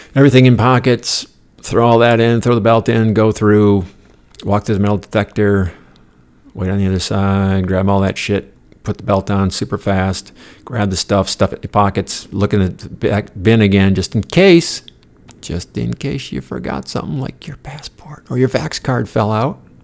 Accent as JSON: {"language": "English", "country": "United States", "said": "I'm the American on the bus"}